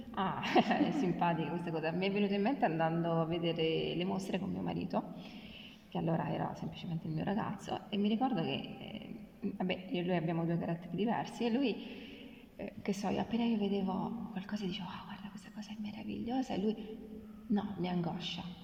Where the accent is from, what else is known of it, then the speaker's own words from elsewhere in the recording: Abruzzo, Italy; now in Rome, Italy; io sono abruzzese